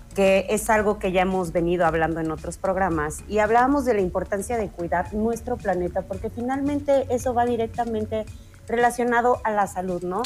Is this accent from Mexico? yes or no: yes; Mexico; como mexicanos